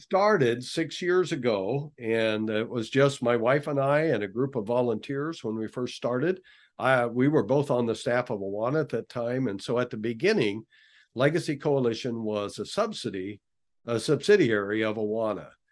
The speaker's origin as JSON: {"language": "English", "region": "western Nebraska", "country": "United States", "tie": "born or raised there", "said": "I grew up on the Cattle Ranch in western Nebraska"}